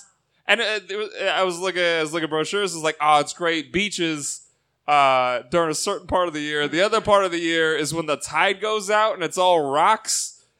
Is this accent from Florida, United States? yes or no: yes; Florida, United States; I grew up in Florida.